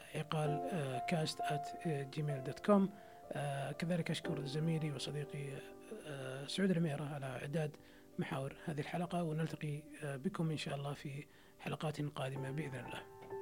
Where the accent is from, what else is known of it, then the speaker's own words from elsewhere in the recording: Saudi Arabia; عندنا في السعوديه